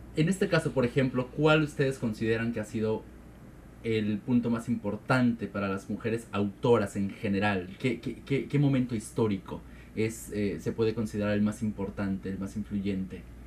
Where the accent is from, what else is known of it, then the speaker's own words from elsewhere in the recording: Mexico; como mexicano, soy y aparte porque tengo raíces oaxaqueñas